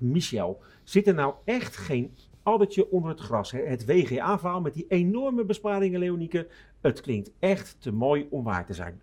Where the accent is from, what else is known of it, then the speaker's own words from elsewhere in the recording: Rotterdam, South Holland, Netherlands; accent: Rotterdams; klinkt wel erg Rotterdams, maar ik ben Rotterdammer van Zuid